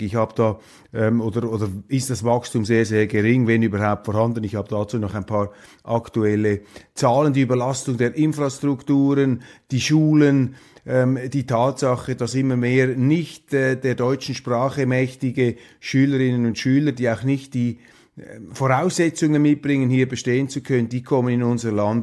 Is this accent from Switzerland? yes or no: yes; Switzerland; meiner Heimat, meines Heimatlandes